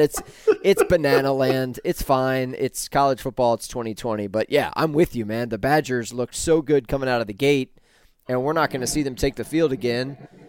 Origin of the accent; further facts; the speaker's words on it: Atlanta, Georgia, United States; I'm a Georgia guy. I grew up in Atlanta.